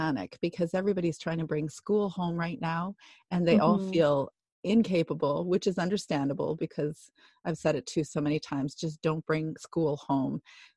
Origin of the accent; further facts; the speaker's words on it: Alberta, Canada; now in British Columbia, Canada; Alberta, where I grew up, and I'm in British Columbia